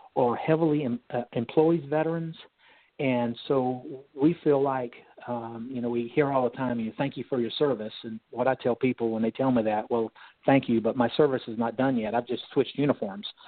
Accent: North Carolina, United States; I'm from North Carolina

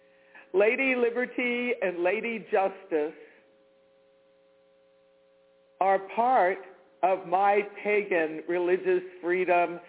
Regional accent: Washington, District of Columbia, United States; I grew up in the Washington, D.C. metropolitan area.

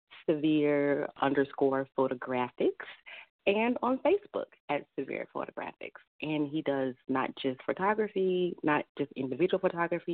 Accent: Chicago, Illinois, United States; I am from Chicago

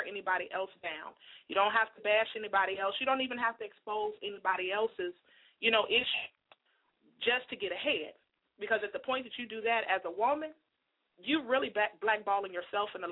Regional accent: Chicago, Illinois, United States; I'm from Chicago, born and raised

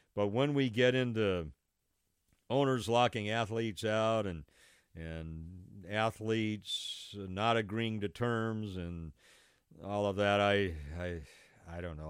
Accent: Los Angeles, California, United States; moved away; I grew up in Los Angeles, and so I grew up with the baseball team that's in Los Angeles

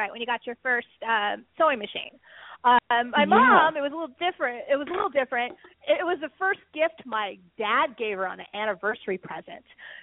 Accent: San Francisco, California, United States; I grew up in San Francisco

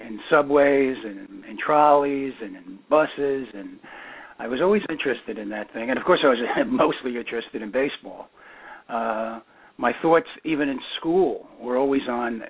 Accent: New York City, New York, United States; also born or lived in Minnesota; we went right back to East Flatbush. And that's where I was brought up.

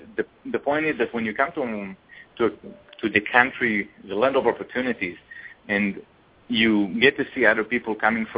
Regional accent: Israel; moved away as an adult; now in United States; I came from Israel. I finished the military in Israel, and I basically came to study.

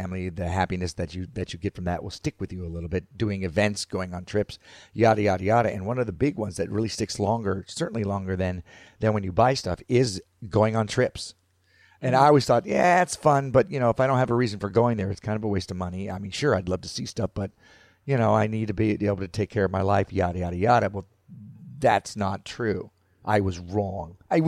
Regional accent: Florida, United States; I grew up in Florida

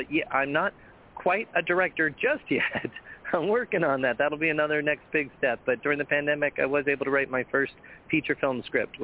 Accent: Colorado, United States; moved away as an adult; also born or lived in Hudson, Wisconsin / Las Vegas / Los Angeles; grew up in Colorado

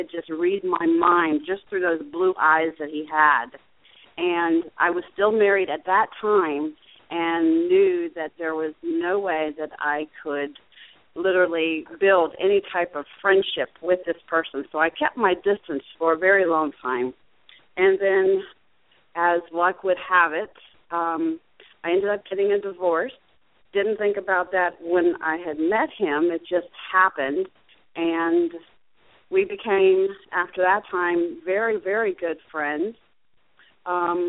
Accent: Fort Myers, Florida, United States; also born or lived in Ocala, Florida / Jacksonville, Florida; I was born and raised in Fort Myers, Florida

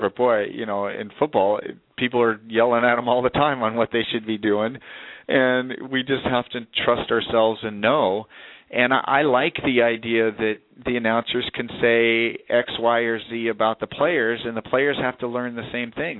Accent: Southern California, United States; moved away; I grew up in Southern California

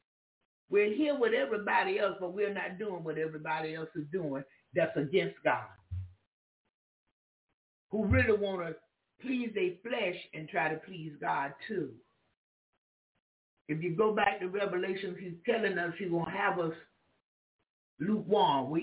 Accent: Jacksonville, Florida, United States; I'm from Florida. Jacksonville, Florida

